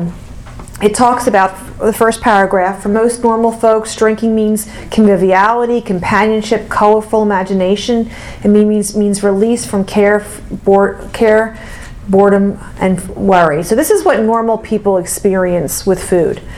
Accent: Mount Laurel, New Jersey, United States; from Mount Laurel, New Jersey

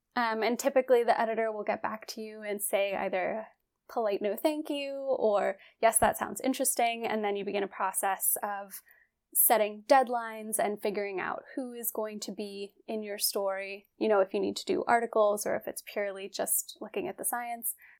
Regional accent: West Virginia, United States; I'm from West Virginia. I grew up there

